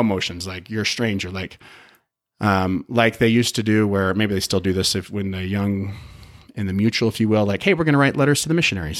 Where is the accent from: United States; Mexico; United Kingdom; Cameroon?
United States; Utah; also born or lived in Chicago; I grew up. I grew up here in Utah. Moved, did a little stint, moved to Chicago when I was oh, nine